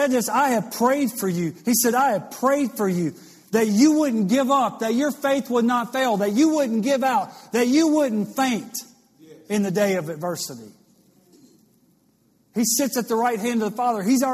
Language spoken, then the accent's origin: English; Louisiana, United States; I went to LSU baseball camp growing up in Louisiana